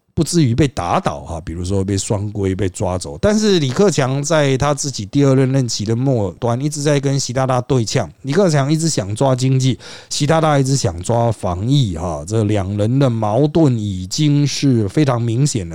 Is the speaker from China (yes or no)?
no; Taiwan; 我们台湾人当然关注对台